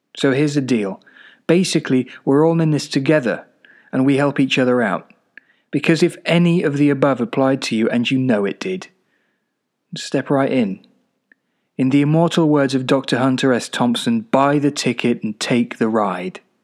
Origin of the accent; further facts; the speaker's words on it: Czechia; moved away as an adult; also born or lived in Glasgow, United Kingdom; now in United Kingdom; I lived mostly in the Czech Republic until about nineteen when I went off to university in Glasgow.